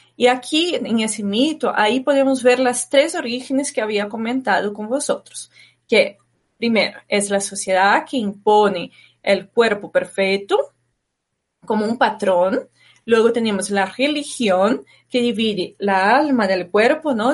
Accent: Brazil; moved away; de pequeña viví en Brasil

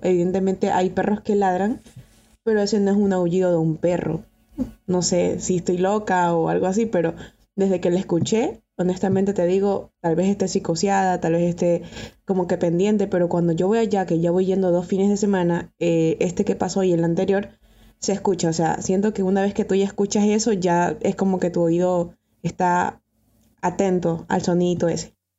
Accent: Ecuador; yo soy de Ecuador

